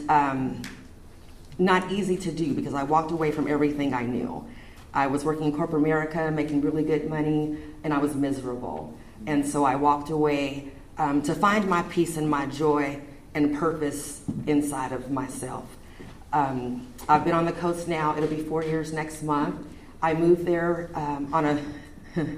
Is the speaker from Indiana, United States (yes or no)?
no; Redondo Beach, California, United States; also born or lived in Omaha, Nebraska / Seattle, Washington; now in Wheeler, United States; I am originally from Southern California, grew up in Redondo Beach, graduated from high school in Manhattan Beach.